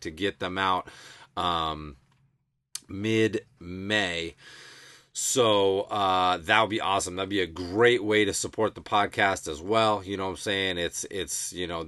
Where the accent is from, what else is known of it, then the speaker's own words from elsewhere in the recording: Massachusetts, United States; born and raised in Mass